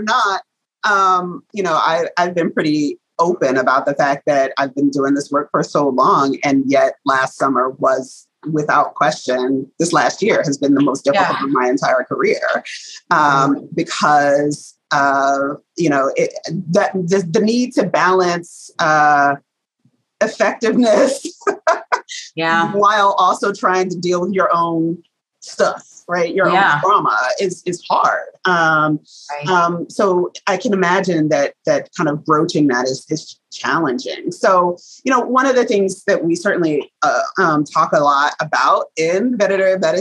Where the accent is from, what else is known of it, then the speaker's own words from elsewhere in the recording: the South, United States; I'm a Southerner.